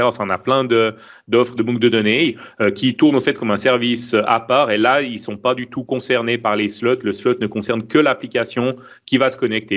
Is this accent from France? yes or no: no; Switzerland; accent: Swiss; mon accent suisse